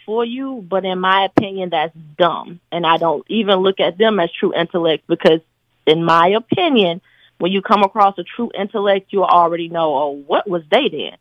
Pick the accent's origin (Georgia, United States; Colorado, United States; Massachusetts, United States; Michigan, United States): Georgia, United States; Atlanta; accent: country